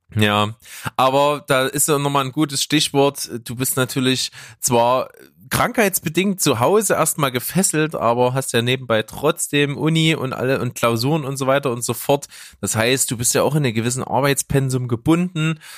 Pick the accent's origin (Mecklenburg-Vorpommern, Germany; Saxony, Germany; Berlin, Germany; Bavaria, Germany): Saxony, Germany; Leipzig; bei uns in Leipzig